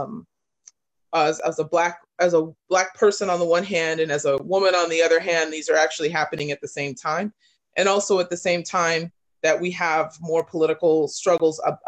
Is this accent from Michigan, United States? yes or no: no; California, United States; particularly in the state I live in, and I'm from California